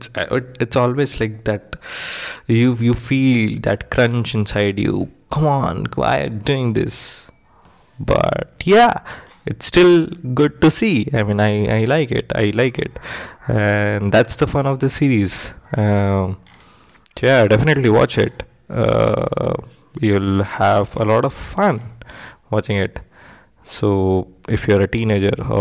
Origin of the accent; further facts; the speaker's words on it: India; me being Indian